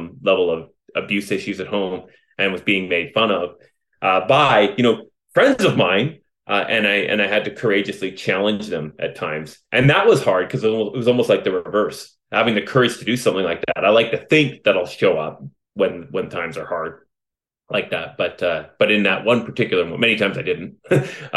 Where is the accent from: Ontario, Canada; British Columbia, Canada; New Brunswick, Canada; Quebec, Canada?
British Columbia, Canada; Vancouver; I was born right here in British Columbia, in Vancouver, raised by my heroes, my mom and dad